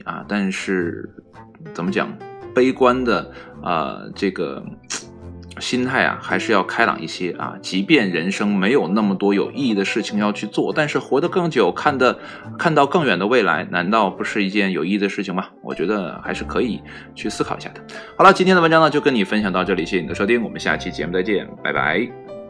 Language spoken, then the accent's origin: Chinese; China; 这跟我们中国人的饮食呢，息息相关